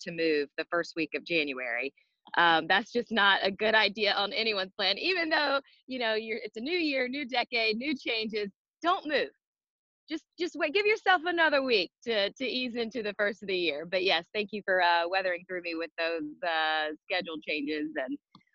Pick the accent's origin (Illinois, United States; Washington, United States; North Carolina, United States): North Carolina, United States; Greensboro; I was born in Greensboro, North Carolina